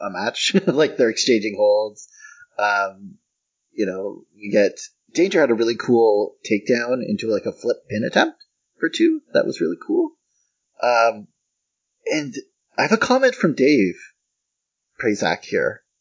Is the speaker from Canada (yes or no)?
yes; Canada; as a Canadian